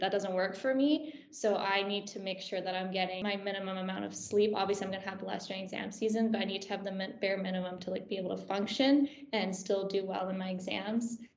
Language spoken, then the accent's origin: English; Canada; moved away as an adult; now in Aberdeen, United Kingdom; I'm from Canada, so I'm an international student